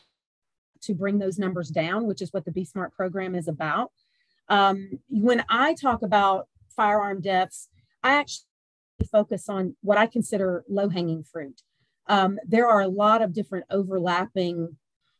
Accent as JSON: {"language": "English", "area": "the South", "region": "Georgia", "country": "United States", "tie": "born or raised there", "also_born_or_lived": "Pennsylvania", "said": "I am a warm weather bird, born and raised in the South. And so I came back home."}